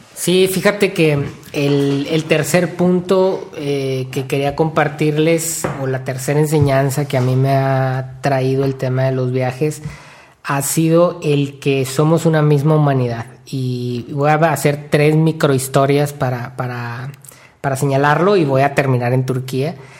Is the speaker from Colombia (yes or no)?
no; Mexico; yo soy de México, yo quiero vivir en México, voy a vivir el resto de mi vida en México